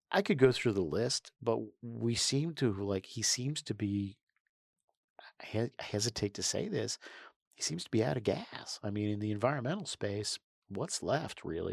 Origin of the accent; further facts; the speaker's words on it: New York, United States; the day I was born in New York State